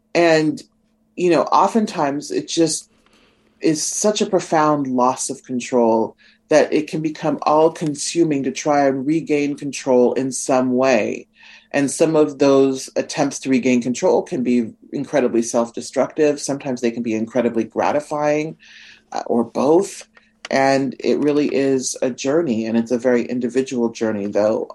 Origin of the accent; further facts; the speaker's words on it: Nebraska, United States; I'm from Nebraska